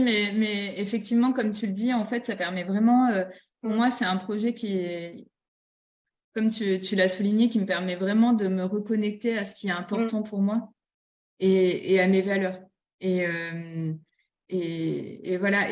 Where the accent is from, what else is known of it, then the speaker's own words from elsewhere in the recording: Nord-Pas-de-Calais, Hauts-de-France, France; je suis originaire du Nord-Pas-de-Calais